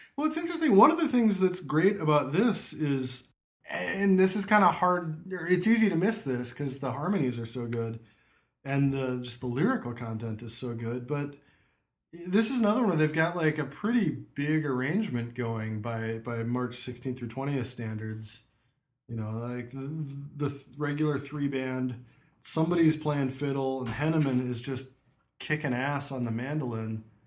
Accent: near Offutt, Nebraska, United States; growing up near Offutt

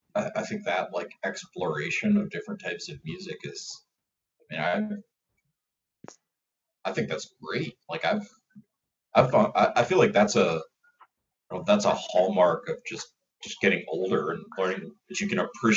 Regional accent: Minnesota, United States; moved away as an adult; also born or lived in Iowa; I grew up in Minnesota and went to college in Iowa

